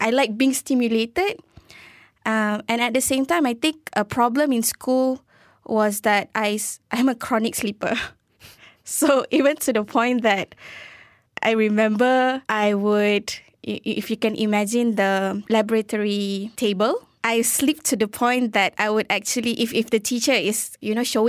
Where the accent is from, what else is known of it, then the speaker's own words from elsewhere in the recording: Edinburgh, Scotland, United Kingdom; born there; also born or lived in Maldives / Turkey; An interesting fact about me is I was born in Edinburgh, in Scotland